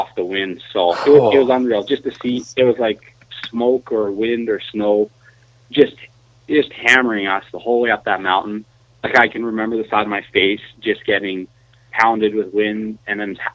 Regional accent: Calgary, Alberta, Canada; I grew up just outside of Calgary, Alberta

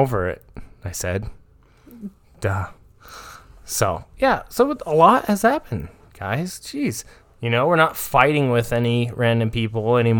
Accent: Ireland; I have a drunk lisp. I'm Irish.

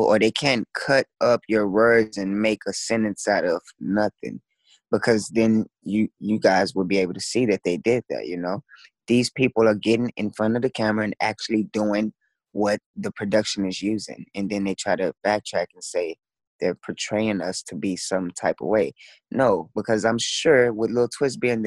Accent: Dallas, Texas, United States; I grew up in Dallas, Texas

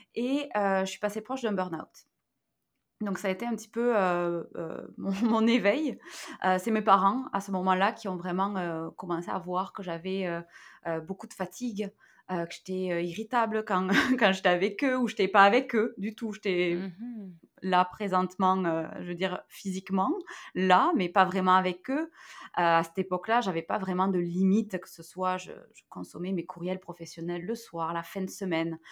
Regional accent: near Toulouse, Occitania, France; moved away; je suis française. Hein. Euh, j'ai euh, grandi à côté de Toulouse, hein, donc dans le sud-ouest.

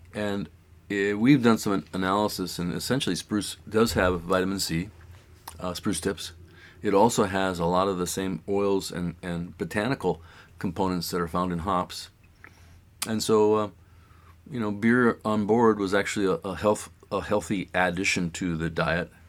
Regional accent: East Coast, United States; moved away as an adult; now in Juneau, United States; I was kind of from the East Coast

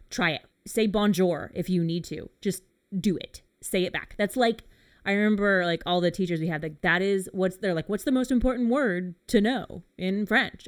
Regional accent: England, United Kingdom; being an English person

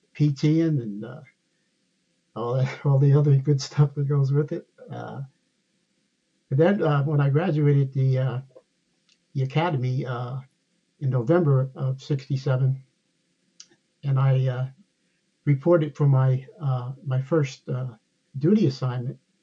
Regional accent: Somerville, New Jersey, United States; now in Ashburn, Virginia, United States; I grew up in a, uh, a small town in New Jersey known as Somerville, New, Somerville, New Jersey

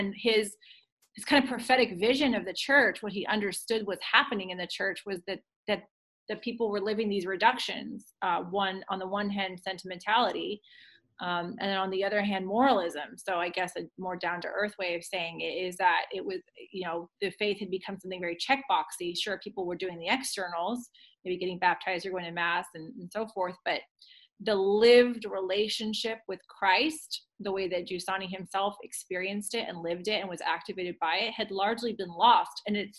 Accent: California, United States; moved away as an adult; also born or lived in Virginia / Phoenix, Arizona; I grew up in California, moved to Virginia for graduate school

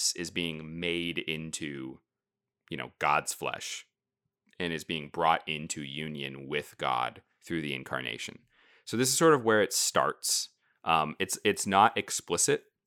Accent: United States; being American, modern, you know, 21st century Protestants

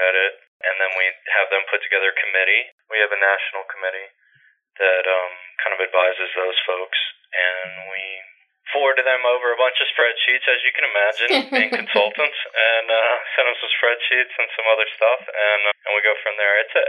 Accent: Mississippi, United States; now in New York, United States; I grew up in Mississippi

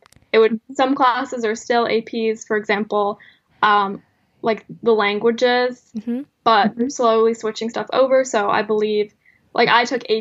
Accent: South Coast, Massachusetts, United States; I'm from South Coast, Massachusetts, and I just graduated high school

